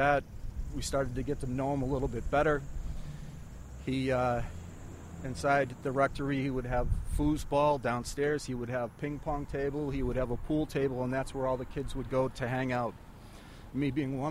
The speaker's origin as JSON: {"language": "English", "town": "Pavilion", "region": "New York", "country": "United States", "tie": "born or raised there", "said": "I grew up in Pavilion, New York"}